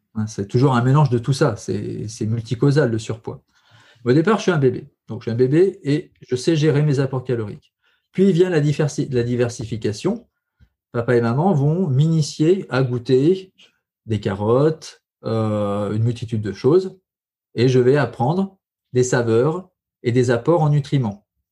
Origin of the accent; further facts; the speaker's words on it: Allier, Auvergne-Rhône-Alpes, France; je suis originaire de l'Allier